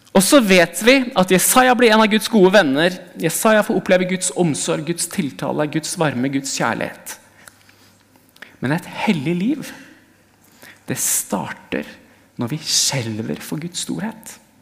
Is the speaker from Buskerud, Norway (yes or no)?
no; Hamar, Innlandet, Norway; moved away; Jeg kommer fra Hamar, og jeg kjørte forbi der hvor den menigheten jeg gikk i som barn, var